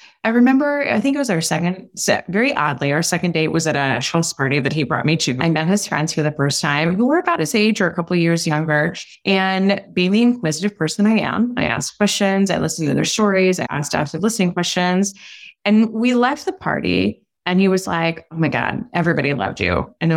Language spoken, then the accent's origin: English; Switzerland; I was born in Switzerland, we go to really long dinners and we talk a lot